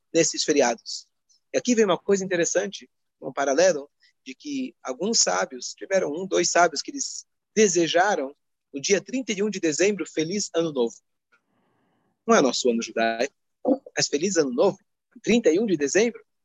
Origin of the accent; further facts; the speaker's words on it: Brazil; como bons brasileiros